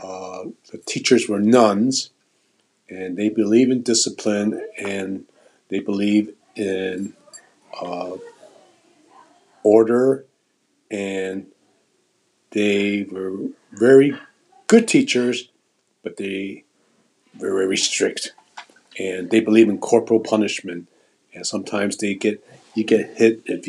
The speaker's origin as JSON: {"language": "English", "town": "Chicago", "region": "Illinois", "country": "United States", "tie": "born or raised there", "second_language": "English"}